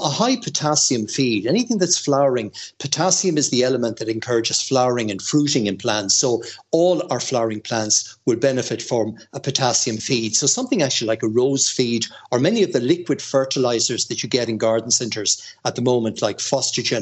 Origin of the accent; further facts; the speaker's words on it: Mayo, Connacht, Ireland; accent: strong Mayo; my strong Mayo accent